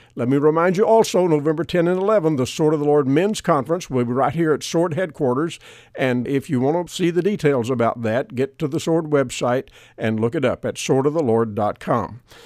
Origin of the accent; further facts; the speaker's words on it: United States; because I live here in America, I was born in America, I'm an American citizen